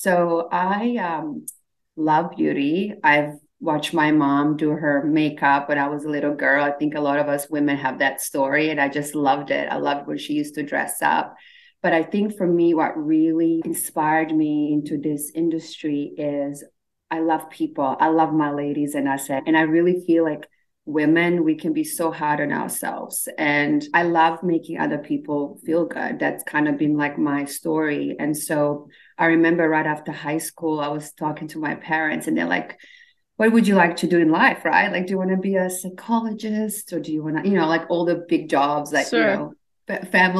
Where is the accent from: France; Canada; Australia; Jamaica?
Australia; also born or lived in Bosnia / Slovenia; now in Los Angeles, United States; So actually I was born in Eastern Europe. My family immigrated after Civil War to Australia. So we moved a lot. So I was born in Bosnia actually. And then we moved to Slovenia and then I ended up in Australia.